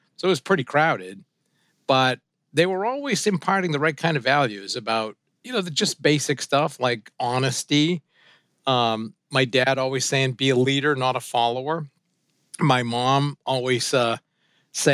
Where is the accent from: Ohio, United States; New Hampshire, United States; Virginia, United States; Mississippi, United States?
New Hampshire, United States; Suncook; first language French; English is a second language; we grew up in this kind of little old French-Canadian mill town in Suncook, New Hampshire